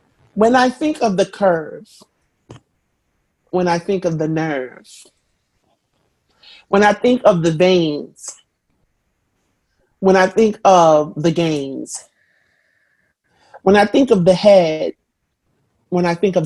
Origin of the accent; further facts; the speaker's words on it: New York, United States; I'm from New York